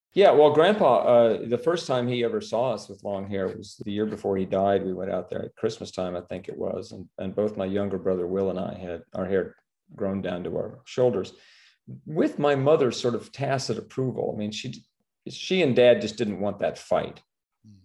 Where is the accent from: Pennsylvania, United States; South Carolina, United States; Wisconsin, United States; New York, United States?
New York, United States; New York City; moved away as an adult; born and raised in Manhattan, New York